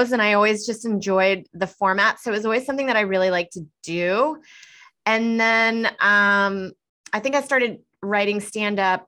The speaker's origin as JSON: {"language": "English", "town": "Houston", "region": "Texas", "country": "United States", "moved": "as an adult", "lives_now": "New York City, United States", "said": "I'm actually from Houston, Texas, and I started there and moved up here 12 years ago"}